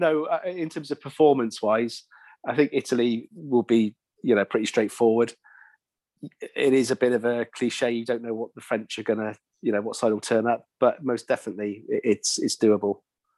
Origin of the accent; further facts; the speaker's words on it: England, United Kingdom; also born or lived in Wales; now in Cardiff, United Kingdom; I grew up in England